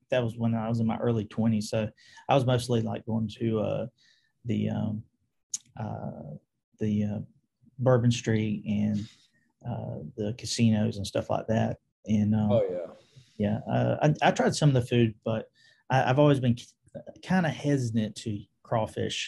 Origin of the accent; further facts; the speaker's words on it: Valdosta, Georgia, United States; I am from South Georgia, Valdosta, Georgia, to be specific